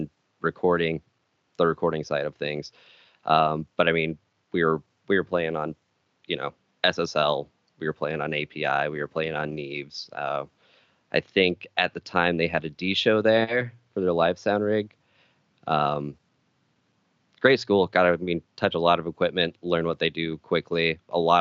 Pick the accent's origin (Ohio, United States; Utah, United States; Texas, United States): Utah, United States; Jensen; moved away as an adult; also born or lived in Arizona; I grew up in a very small town called Jensen, Utah